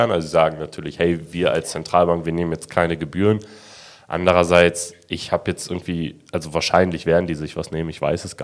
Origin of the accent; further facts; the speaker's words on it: Germany; Wir sind auch Deutsche.